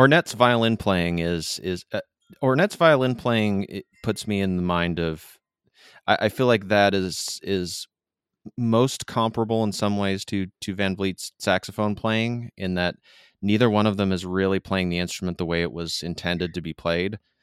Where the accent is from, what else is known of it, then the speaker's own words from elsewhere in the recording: Midwest, United States; now in Southern California, United States; grew up in the, the Midwest